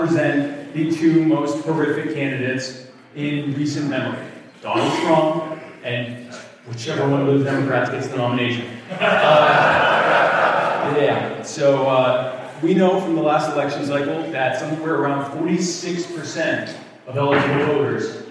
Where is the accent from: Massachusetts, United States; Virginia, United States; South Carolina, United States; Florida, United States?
South Carolina, United States; Myrtle Beach; I am from the Myrtle Beach area.